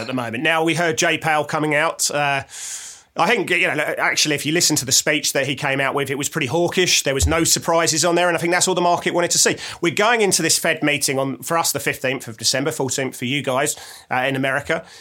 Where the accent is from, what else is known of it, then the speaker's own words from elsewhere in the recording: England, United Kingdom; I'm English